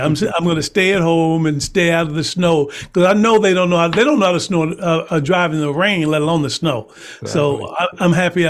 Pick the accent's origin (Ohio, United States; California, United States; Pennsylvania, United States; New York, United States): Ohio, United States; Dayton; now in Fontana, United States; growing up in Dayton, Ohio.